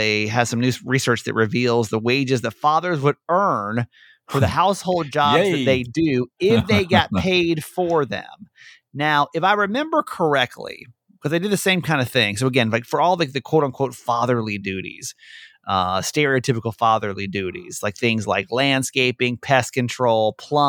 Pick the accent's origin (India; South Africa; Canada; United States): United States; Georgia; moved away; I'm from Georgia originally